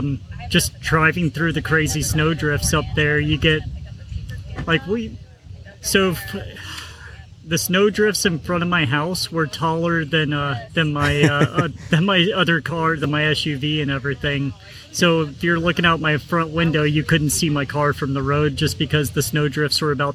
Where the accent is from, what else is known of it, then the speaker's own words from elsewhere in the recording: Fargo, North Dakota, United States; I'm from Fargo, so this was an 8-hour, not as much as you, but it was an eight hour trek for me yesterday.